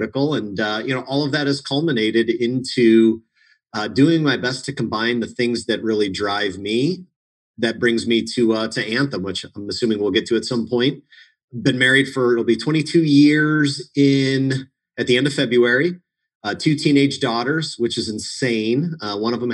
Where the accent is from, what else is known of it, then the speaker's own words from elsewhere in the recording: Munster, Indiana, United States; I grew up in Munster, Indiana, which interestingly, of all the places in Indiana, seems to be a town